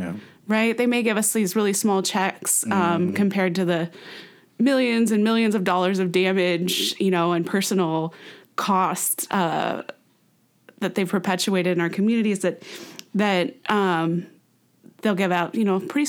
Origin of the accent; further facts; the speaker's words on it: San Francisco, California, United States; also born or lived in Sacramento; I'm back here in my hometown, San Francisco